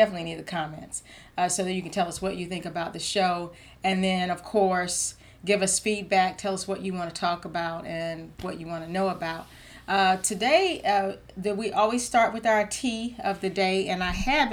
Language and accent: English; Georgia, United States; I'm a Georgia peach